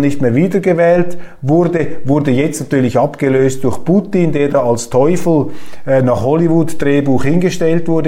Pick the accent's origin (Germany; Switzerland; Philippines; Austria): Switzerland; bei uns in Europa oder in der Schweiz